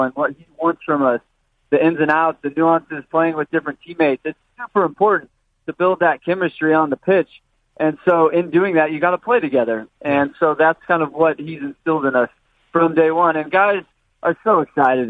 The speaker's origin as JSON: {"language": "English", "town": "Mission Viejo", "region": "California", "country": "United States", "tie": "born or raised there", "also_born_or_lived": "Vancouver", "moved": "as an adult", "said": "I grew up in Mission Viejo, about an hour south from here."}